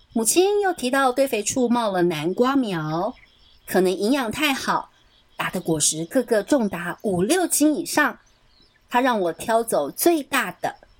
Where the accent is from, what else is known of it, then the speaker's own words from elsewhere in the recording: Taipei, Taiwan; moved away as an adult; now in Miaoli, Taiwan; 我在台北出生长大